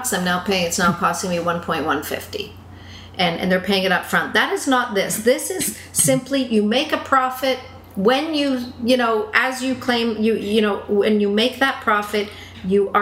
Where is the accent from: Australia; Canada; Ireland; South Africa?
Canada; as a Canadian